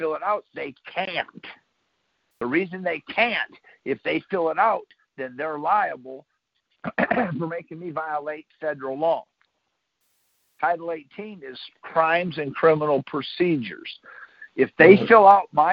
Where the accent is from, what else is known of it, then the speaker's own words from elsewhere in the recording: Michigan, United States; moved away; I'm from Michigan originally